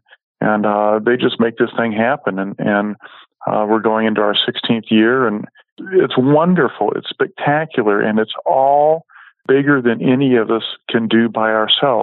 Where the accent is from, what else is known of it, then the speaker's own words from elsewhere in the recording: Bay Area, California, United States; moved away; growing up in the Bay Area, we grew up next close to the Ferrari